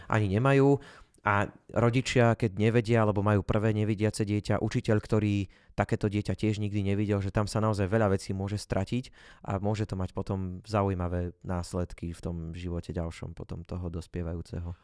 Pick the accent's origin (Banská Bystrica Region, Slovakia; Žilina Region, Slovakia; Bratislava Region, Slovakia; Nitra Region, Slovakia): Banská Bystrica Region, Slovakia; Jasenie; hovorím, že z jasenia